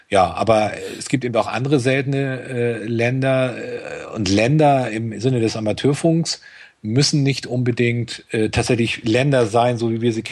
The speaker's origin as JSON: {"language": "German", "region": "Schleswig-Holstein", "country": "Germany", "said": "als Schleswig-Holsteiner muss man nach Bremen eine ganze Zeit lang."}